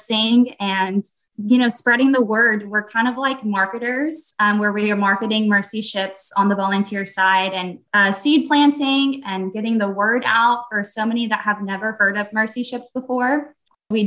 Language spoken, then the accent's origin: English; Texas, United States; I am from Texas